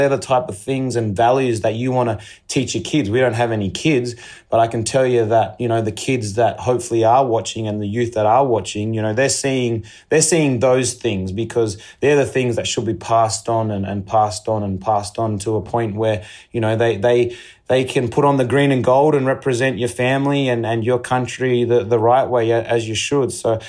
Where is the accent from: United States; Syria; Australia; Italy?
Australia; it all goes back to identity and understanding who you are as an Australian, I think, and given my culture.